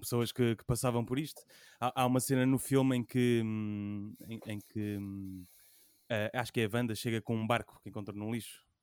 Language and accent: Portuguese; Portugal; do sítio onde eu cresci, eh, que era a Mosgueira